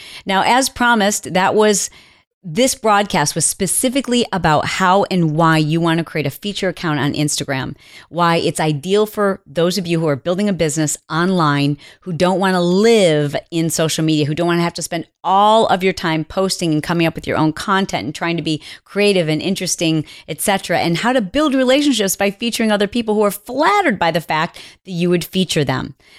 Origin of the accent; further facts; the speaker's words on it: Indiana, United States; I want her to say my name and say that I'm from Indiana.